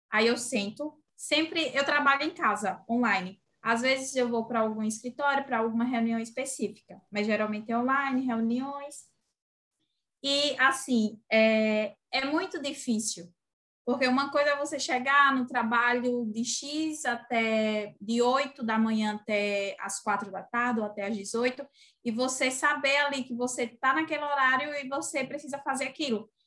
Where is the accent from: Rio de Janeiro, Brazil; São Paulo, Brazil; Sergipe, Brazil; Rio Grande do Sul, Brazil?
Sergipe, Brazil; tenho 24 anos, venho de Sergipe, pelo sotaque já dá para perceber, né? Arrastado.